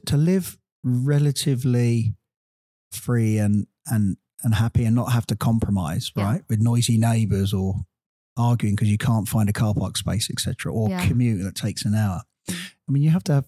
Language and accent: English; United Kingdom; moved away as an adult; also born or lived in Virginia; now in Los Angeles, United States; being a British guy